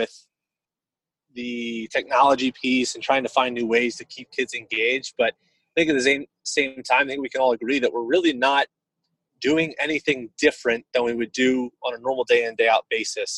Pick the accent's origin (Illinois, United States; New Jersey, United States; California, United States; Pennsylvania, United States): Pennsylvania, United States; Lancaster; I grew up in Lancaster.